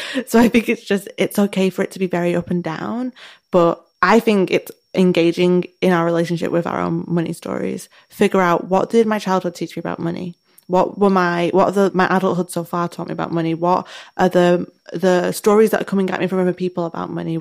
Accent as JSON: {"language": "English", "country": "United Kingdom", "said": "we're British"}